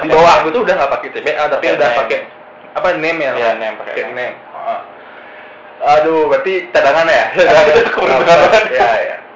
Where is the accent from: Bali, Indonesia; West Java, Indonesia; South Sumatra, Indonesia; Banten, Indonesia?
Bali, Indonesia; Singaraja; dari Singaraja